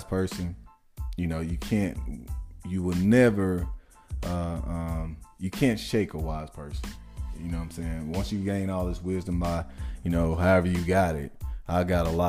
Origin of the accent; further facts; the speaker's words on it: Mississippi, United States; I might be from Mississippi